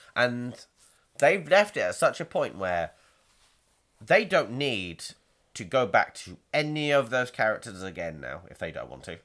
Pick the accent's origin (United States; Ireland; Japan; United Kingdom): United Kingdom; we're British